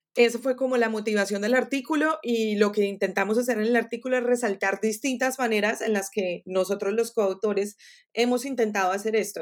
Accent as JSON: {"language": "Spanish", "country": "Colombia", "first_language": "Spanish", "moved": "yes", "lives_now": "Florida, United States", "said": "en Colombia, de, donde yo soy"}